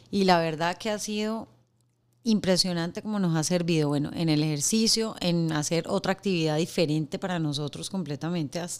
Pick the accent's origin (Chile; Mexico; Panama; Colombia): Colombia; Mi amor, eh, yo soy colombiana, y él es venezolano. En mi país le decimos crispetas y en el tuyo.